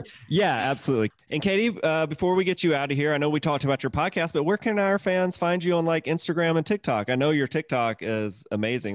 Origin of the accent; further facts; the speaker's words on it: Mississippi, United States; moved away as an adult; also born or lived in Atlanta, Georgia; I'm from Mississippi originally